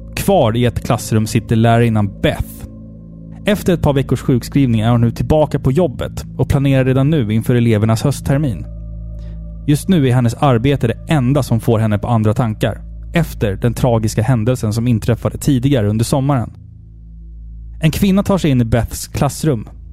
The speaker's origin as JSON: {"language": "Swedish", "country": "Sweden", "said": "jag är svensk, jag firar midsommar"}